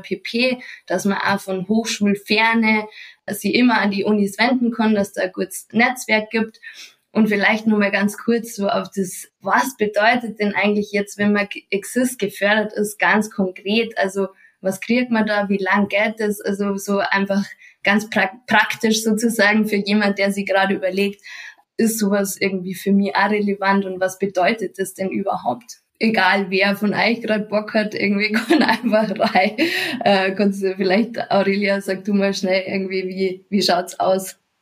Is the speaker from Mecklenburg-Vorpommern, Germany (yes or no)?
no; Munich, Bavaria, Germany; komme ich aus Bayern und zwar aus München